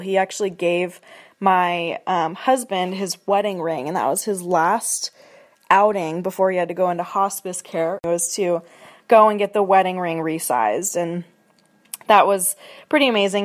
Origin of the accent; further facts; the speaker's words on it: Seattle, Washington, United States; moved away as an adult; now in Spokane, United States; I'm originally from Seattle, Washington